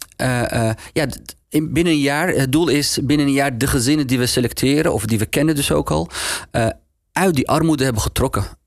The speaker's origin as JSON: {"language": "Dutch", "town": "Amsterdam", "region": "North Holland", "country": "Netherlands", "tie": "born or raised there", "said": "Hoe kom ik nou uit Nieuw-West, uit Geuzenveld, naar die hogeschool"}